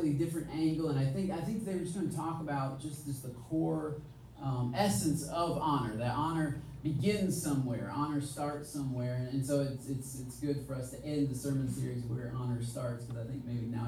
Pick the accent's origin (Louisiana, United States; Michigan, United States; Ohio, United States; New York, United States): Michigan, United States; moved away; We're both from Michigan